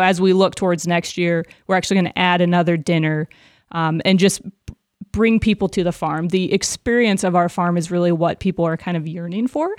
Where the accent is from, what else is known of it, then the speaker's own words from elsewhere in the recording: Des Moines, Iowa, United States; I grew up a v, suburb of Des Moines